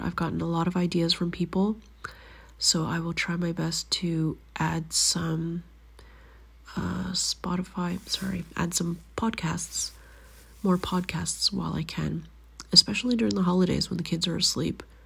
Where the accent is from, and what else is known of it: Canada; moved away as an adult; now in Finland